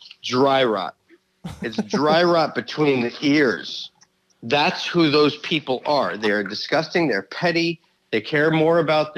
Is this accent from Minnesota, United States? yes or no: no; New York, United States; I'm from New York.